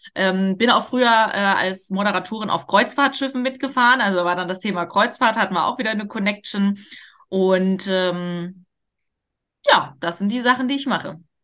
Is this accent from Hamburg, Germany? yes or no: yes; Hamburg, Germany; ich komme auch aus Hamburg